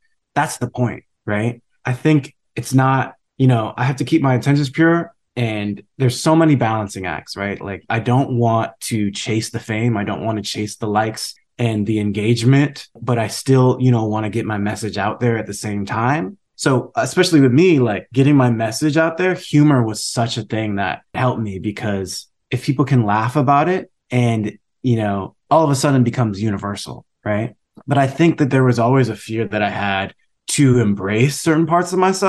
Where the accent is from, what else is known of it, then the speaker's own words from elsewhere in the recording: San Marino, California, United States; I'm like, yeah, I grew up in San Marino. It's a great public school system.